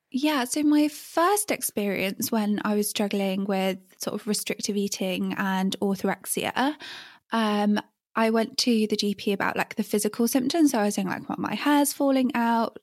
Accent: England, United Kingdom; moved away as an adult; growing up in England when I did

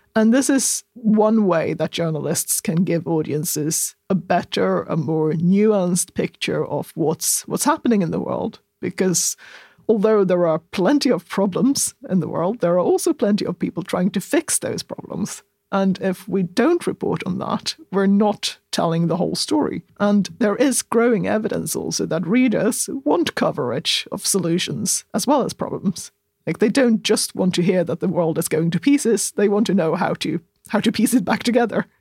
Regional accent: southern Sweden, Sweden; I'm such a southerner

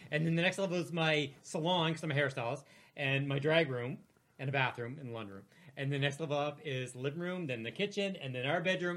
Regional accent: Guysborough, Nova Scotia, Canada; I'm from the eastern shore of Nova Scotia

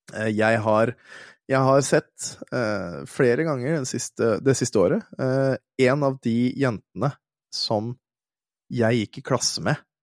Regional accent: Våler, Østfold, Norway; jeg kommer fra Våler i Østfold. Eh, og Våler i Østfold, når jeg var ung gutt, eh, der var det jo flere asylmottak

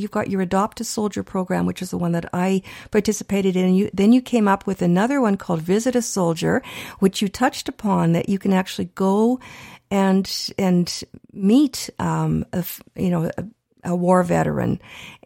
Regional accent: Canada; we're Canadian born

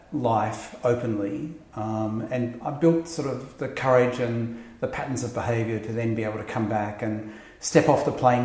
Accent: Lismore, New South Wales, Australia; moved away; also born or lived in United States; I was a small town queer before I knew it, because I grew up in Lismore.

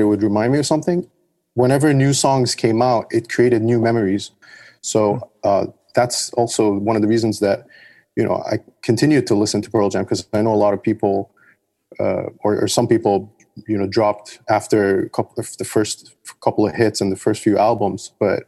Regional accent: Dubai, United Arab Emirates; Yeah, Dubai. I grew up in Dubai. I've been all over the place.

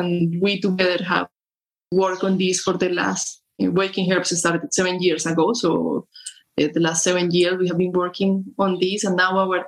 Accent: Colombia; I'm from Colombia.

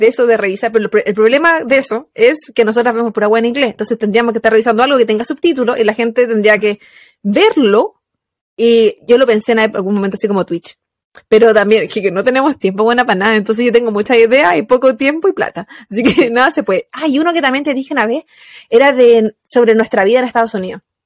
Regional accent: Valparaíso, Chile; moved away as an adult; also born or lived in Placilla; now in United States; Yo soy de Valparaíso, Valparaíso, Chile

